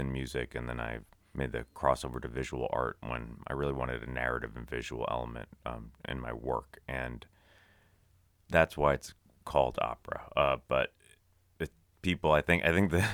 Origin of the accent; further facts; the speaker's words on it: New York City, New York, United States; as a kid, I lived on Madison Avenue in New York City